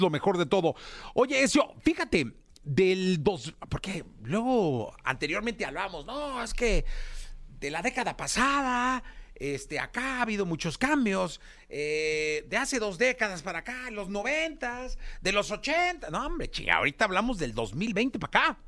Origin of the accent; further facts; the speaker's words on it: Guadalajara, Jalisco, Mexico; moved away; yo soy de Guadalajara, yo nací en la Ferrocarril